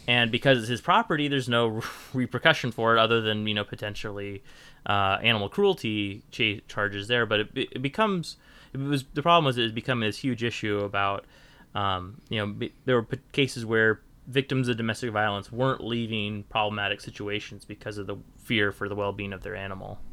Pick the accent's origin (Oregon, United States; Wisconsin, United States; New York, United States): Oregon, United States; Portland; I grew up in Portland